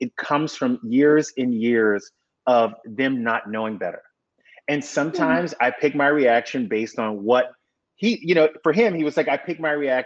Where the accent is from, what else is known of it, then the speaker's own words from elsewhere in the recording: South Louisiana, United States; growing up in South Louisiana